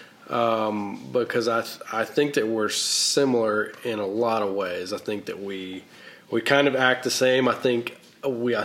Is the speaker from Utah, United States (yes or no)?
no; North Carolina, United States; accent: Southern; moved away; also born or lived in Washington, D.C.; I grew up in a very small town in North Carolina